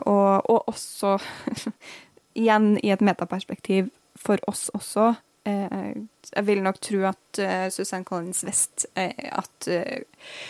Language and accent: Norwegian; Trøndelag, Norway; now in Bergen, Norway; som trønder i Bergen